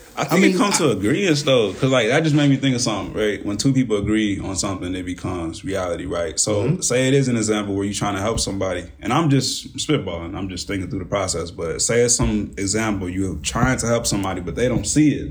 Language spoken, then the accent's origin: English; Kankakee, Illinois, United States; I was from Kankakee